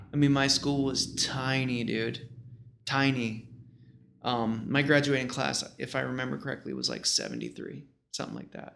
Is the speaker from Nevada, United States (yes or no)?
no; Rochester, Buffalo area, New York, United States; moved away; also born or lived in China; I'm from the Rochester, Buffalo area